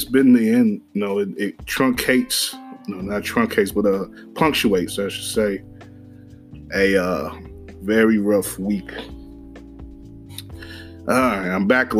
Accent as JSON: {"language": "English", "town": "Summit", "region": "Illinois", "country": "United States", "tie": "born or raised there", "said": "I come from Margo, Illinois, Summit, just outside the city"}